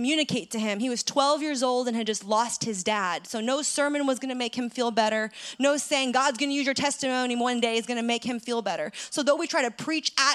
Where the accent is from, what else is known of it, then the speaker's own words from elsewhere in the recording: San Francisco, California, United States; my hometown of San Francisco